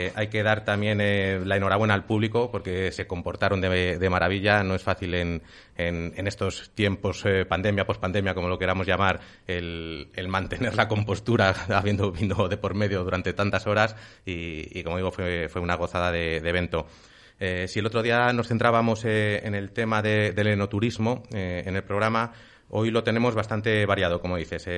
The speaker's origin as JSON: {"language": "Spanish", "town": "Tudela de Duero", "region": "Castile and León", "country": "Spain", "said": "yo soy de Tudelano"}